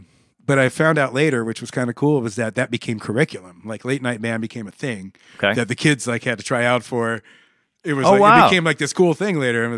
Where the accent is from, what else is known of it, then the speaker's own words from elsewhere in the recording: Omaha, Nebraska, United States; also born or lived in Pittsburgh, United States / San Antonio, United States; I grew up in Omaha.